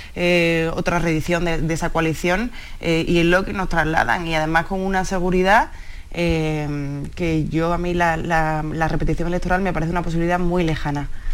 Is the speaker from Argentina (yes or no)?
no; Seville, Andalusia, Spain; Yo soy de Sevilla